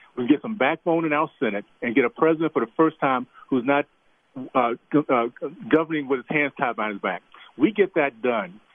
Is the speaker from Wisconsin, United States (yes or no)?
no; Tallahassee, Florida, United States; now in Utah, United States; I grew up in Deep South Tallahassee